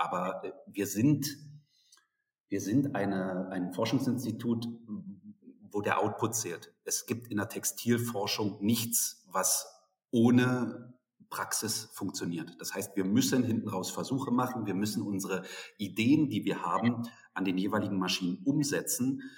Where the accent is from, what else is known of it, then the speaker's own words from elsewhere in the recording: Berlin, Germany; moved away as an adult; now in Dresden, Germany; Also ich bin aufgewachsen in Berlin, habe dort mein Abitur gemacht.